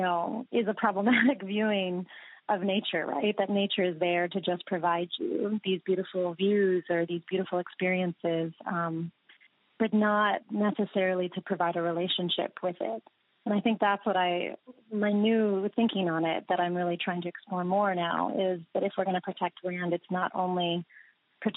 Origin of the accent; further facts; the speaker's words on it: United States; in my life growing up in the United States